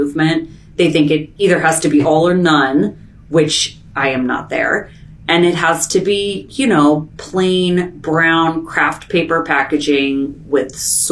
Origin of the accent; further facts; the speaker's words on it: Portland, Oregon, United States; moved away as an adult; now in Bellingham, United States; We moved here about 3.5 years ago when my son was born. We're from Portland